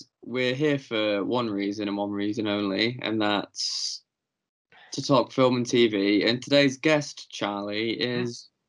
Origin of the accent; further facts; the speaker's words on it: York, Yorkshire and the Humber, United Kingdom; he was like, "Oh, you're from England, where are you from?" And I went, "York."